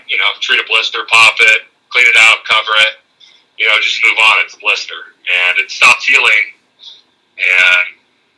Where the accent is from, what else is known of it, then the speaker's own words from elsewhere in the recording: Arizona, United States; I'm from Arizona